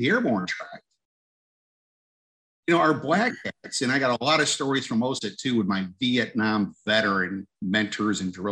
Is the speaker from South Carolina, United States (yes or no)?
no; Mohawk Valley, Northern New York, United States; moved away; I grew up in Northern New York, up in the Mohawk Valley.